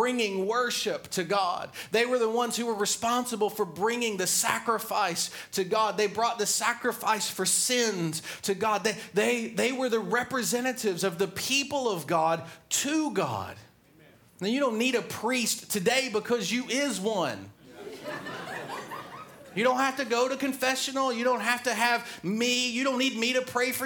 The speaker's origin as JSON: {"language": "English", "region": "the South", "country": "United States", "tie": "born or raised there", "said": "I grew up in the South"}